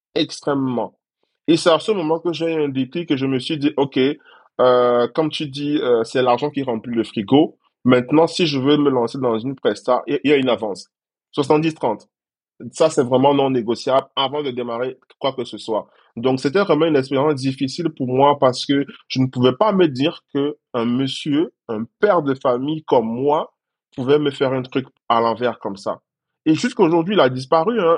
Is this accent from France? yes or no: no; Cameroon; moved away as an adult; now in Côte d'Ivoire; J'ai dû quitter mon pays d'origine parce que je suis camerounais à la base